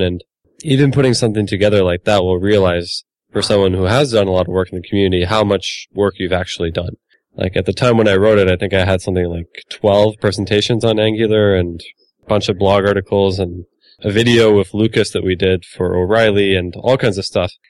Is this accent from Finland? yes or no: yes; Finland; I'm from Finland